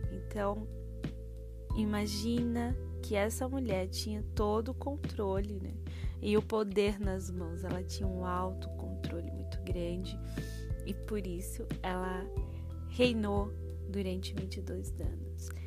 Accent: João Pessoa, Paraíba, Brazil; E um cheiro para Paraíba, um cheiro para João Pessoa, minha cidade natal, eu que sou pensoense, essa cidade maravilhosa que tem um litoral incrível, onde o sol nasce primeiro.

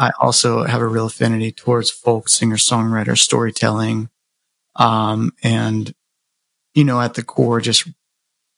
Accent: Clearwater, Florida, United States; I was born in Clearwater, Florida, and, you know, kind of not really a small town, not really rural, but beach town, and I grew up there

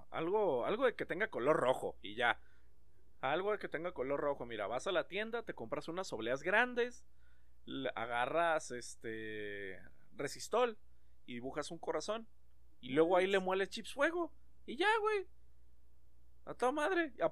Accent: Mexico; porque a final de cuentas, como buen mexicano, No sabe de haber valido madre

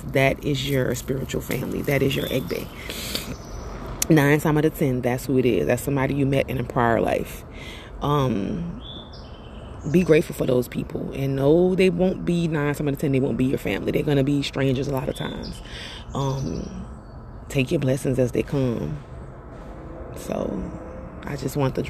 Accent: Louisiana, United States; now in Atlanta, United States; I'm from Louisiana

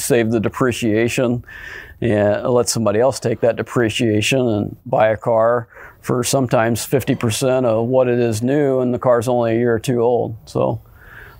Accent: Roxana, Illinois, United States; also born or lived in Alton, Illinois; I grew up in Alton, moved to Roxana when I was 10 years old. Went to Roxana High School

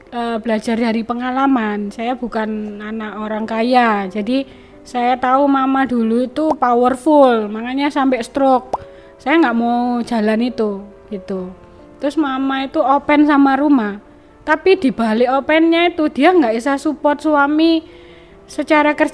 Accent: Aceh, Indonesia; itu saya gini loh karena saya orang Aceh ya pengen apa ya kreatif atau uh, buka ya saya percantik.

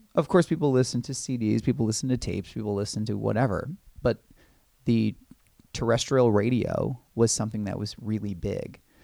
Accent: Los Angeles, or Orange County, California, United States; moved away as an adult; now in New York City, United States; I grew up in Los Angeles, or Orange County, California

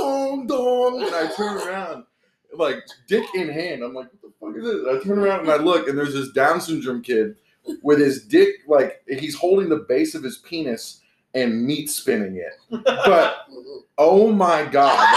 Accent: Orlando, Florida, United States; grew up in Orlando. In the tourist district

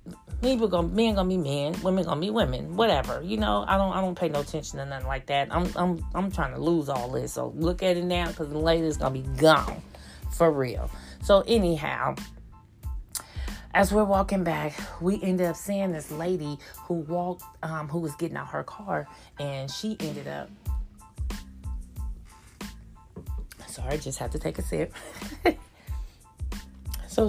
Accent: Oakland, California, United States; we're from Oakland, they from Oakland, born and raised in Oakland

